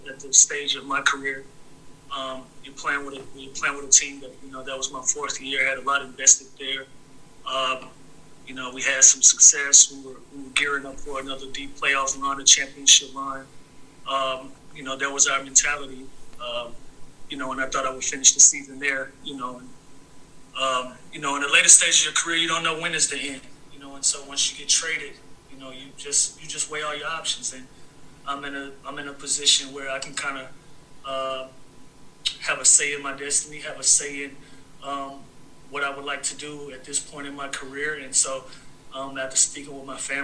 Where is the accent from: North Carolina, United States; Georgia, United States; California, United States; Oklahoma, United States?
Georgia, United States; continue on in my home state, in the city that I'm well known, playing with a team that I've played with before